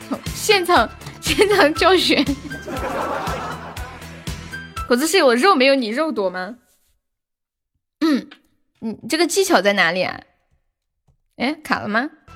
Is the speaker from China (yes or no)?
yes; Datian County, Fujian, China; born there; 我出生的地方叫做大田县，县里很多的乡镇，他们都很团结。东街口的路边有很多奶茶店。